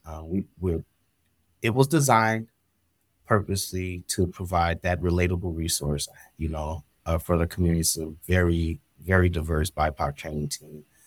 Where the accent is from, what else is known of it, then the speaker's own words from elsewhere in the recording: Pasadena, California, United States; moved away; I am a young guy from Pasadena, California, um, and I had experienced a lot of trauma growing up in the Los Angeles Basin